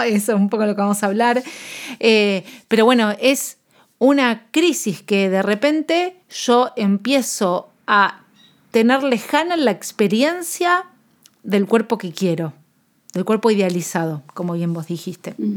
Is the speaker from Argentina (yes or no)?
yes; Argentina; yo soy nutricionista de Argentina